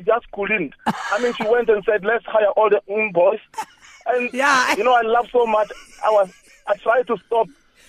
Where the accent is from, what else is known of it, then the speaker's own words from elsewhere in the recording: Johannesburg, Gauteng, South Africa; I am from Joburg.